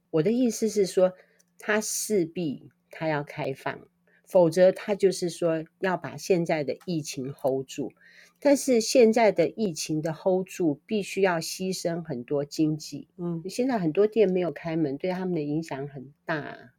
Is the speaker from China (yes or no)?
no; Taiwan; 我们台湾人